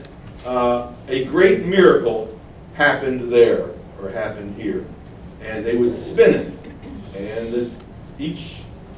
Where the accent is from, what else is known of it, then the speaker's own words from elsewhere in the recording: Baltimore, Maryland, United States; when I was a child growing up in Baltimore, Maryland, in a Jewish neighborhood